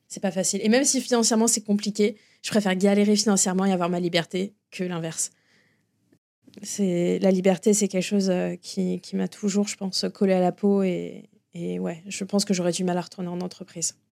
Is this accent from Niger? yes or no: no; France; moved away as an adult; now in Florida, United States; en tant que Français et francophile